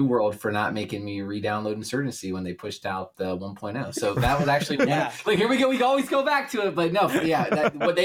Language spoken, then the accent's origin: English; Appalachian Mountains, United States; I'm this random dude from the backwoods Appalachian Mountain